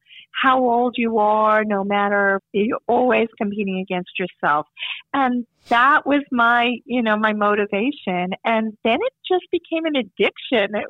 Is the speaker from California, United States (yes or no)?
no; Long Beach, New York, United States; I grew up in Long Beach, Long Island, and it's flat there